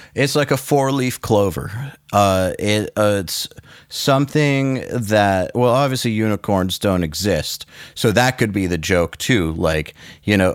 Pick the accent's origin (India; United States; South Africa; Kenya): United States; as an American producer